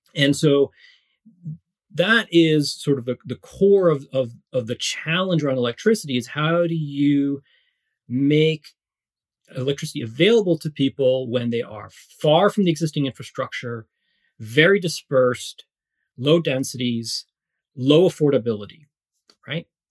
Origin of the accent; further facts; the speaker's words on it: Canada; also born or lived in Morocco; we then immigrated to Canada uh, when I was very young, three and a half. So I grew up in Canada for the most part